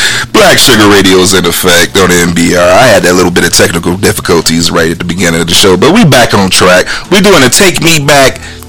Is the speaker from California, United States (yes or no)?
no; Chicago, Illinois, United States; We grew up in Chicago.